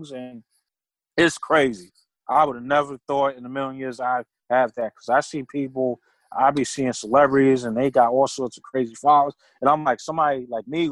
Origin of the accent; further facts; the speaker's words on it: New York City, New York, United States; I grew up in Brooklyn